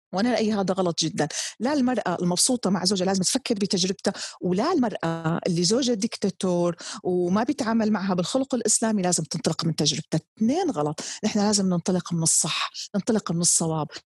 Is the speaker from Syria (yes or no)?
yes; Damascus, Damascus Governorate, Syria; now in Jeddah, Saudi Arabia; كوني نشات في دمشق